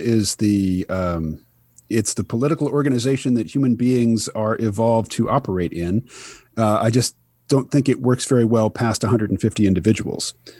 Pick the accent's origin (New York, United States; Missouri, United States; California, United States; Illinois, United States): Missouri, United States; Kansas City; now in Bellows Falls, United States; I grew up mostly in Kansas City, Missouri